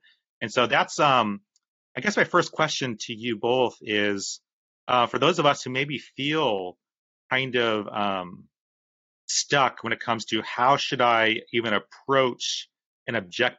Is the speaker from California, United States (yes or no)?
yes; California, United States; especially like growing up in Orange County, California in the 1990s with specific types of churches.